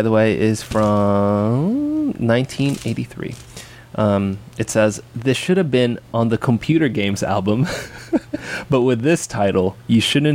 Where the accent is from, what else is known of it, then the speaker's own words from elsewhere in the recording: Anaheim, California, United States; I was born in Anaheim, Disneyland